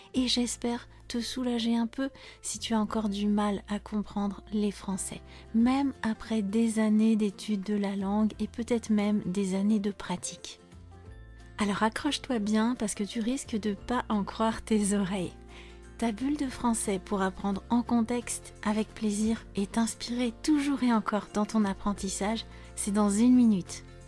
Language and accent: French; France; je suis française